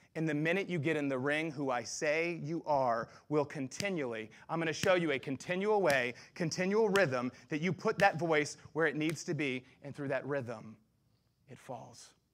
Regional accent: the South, United States; I grew up in the South all of my life

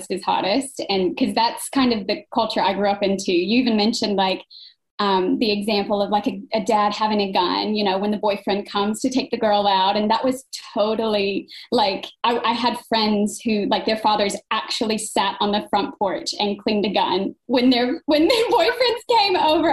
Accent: United States; moved away as an adult; now in Brisbane, Australia; I'm an American living in Australia.

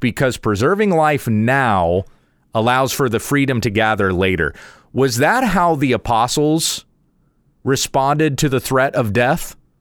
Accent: United States; I'm an American

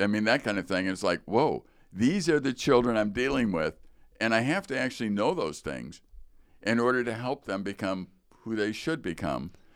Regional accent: Chicago, Illinois, United States; growing up in Chicago

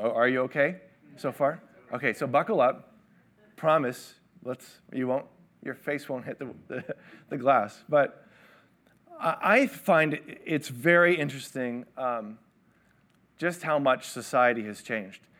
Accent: Toronto, Ontario, Canada; I grew up in Toronto.

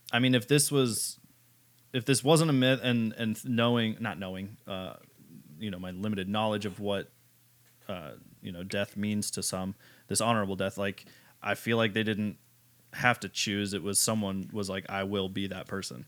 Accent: United States; I'm American

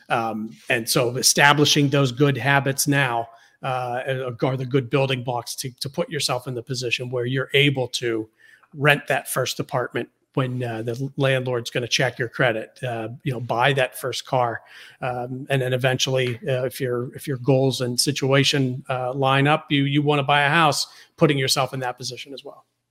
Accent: Pittsburgh, Pennsylvania, United States; when I was growing up in Pittsburgh

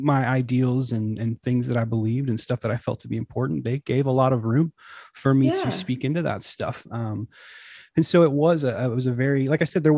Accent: Northern California, United States; we're from Northern California in the States

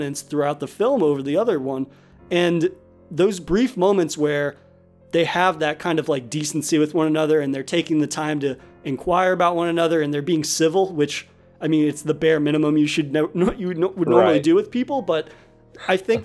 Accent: New England, United States; I'm from New England

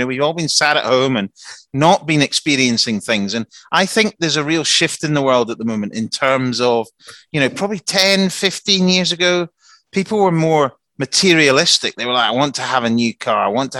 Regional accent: Helensburgh, Scotland, United Kingdom; I'm from Helensburgh.

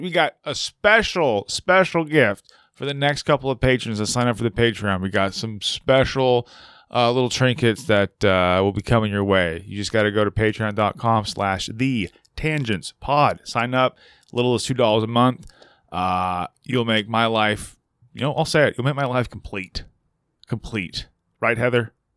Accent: California, United States; as a Californian

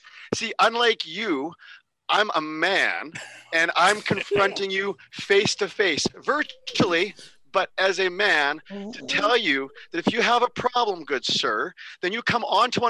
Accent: Canada; I am Canadian

